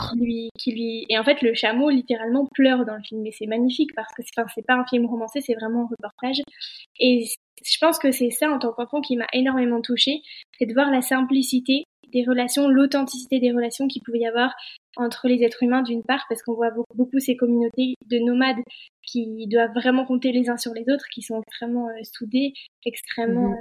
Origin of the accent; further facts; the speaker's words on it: Annecy, Auvergne-Rhône-Alpes, France; je suis originaire euh, d'Annecy